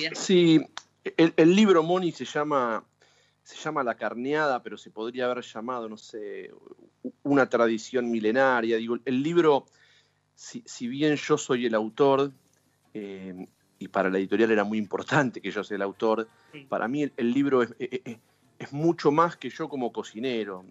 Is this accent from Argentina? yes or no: yes; Buenos Aires Province, Argentina; si bien no, nací ni vivo en Capital Federal, eh, soy del conurbano, pero me considero una persona de ciudad